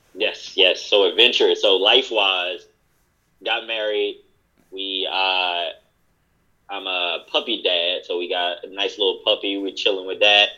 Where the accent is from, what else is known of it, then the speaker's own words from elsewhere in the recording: Durham, North Carolina, United States; I'm from Durham as well